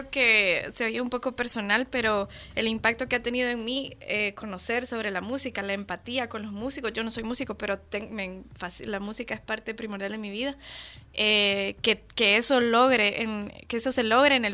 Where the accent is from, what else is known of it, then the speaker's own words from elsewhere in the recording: Guatemala; yo no me crié escuchando esa música, yo soy guatemalteca